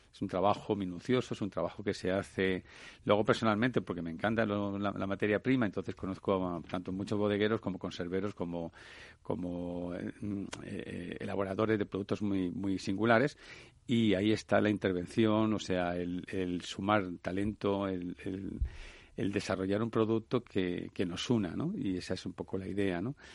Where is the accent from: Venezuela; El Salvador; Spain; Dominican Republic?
Spain; Levante; moved away; nosotros venimos del Levante, del Mediterráneo